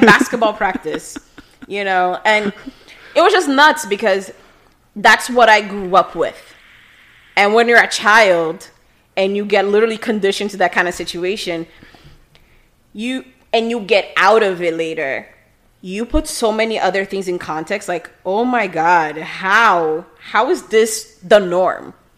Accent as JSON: {"language": "English", "region": "Rio de Janeiro", "country": "Brazil", "tie": "born or raised there", "also_born_or_lived": "California", "second_language": "English", "moved": "yes", "lives_now": "Miami, United States", "said": "I was born in Rio de Janeiro"}